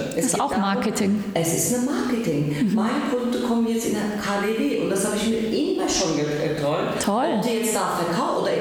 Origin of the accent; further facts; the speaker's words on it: Turkey; now in Berlin, Germany; Weil ich bin Türkin